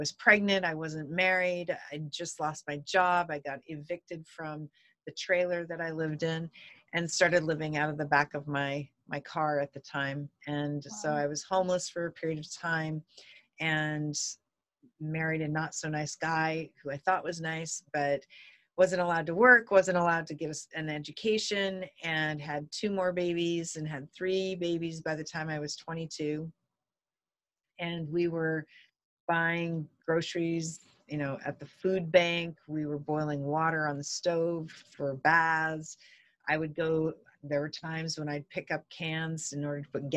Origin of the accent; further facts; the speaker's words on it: North Central Montana, United States; I grew up in this little tiny town in North Central Montana in the United States